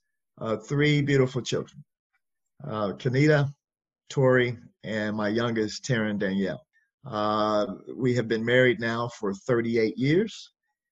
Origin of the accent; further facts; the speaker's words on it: Chicago, Illinois, United States; also born or lived in Champaign-Urbana, Illinois; I'm from Chicago, Illinois. Here in America is hometown for me